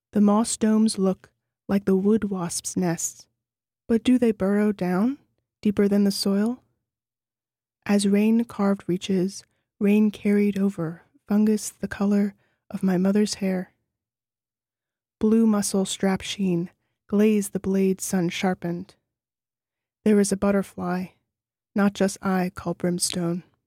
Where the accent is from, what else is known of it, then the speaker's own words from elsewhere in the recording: New Orleans, Louisiana, United States; moved away as an adult; now in Nelson, New Zealand; I grew up in New Orleans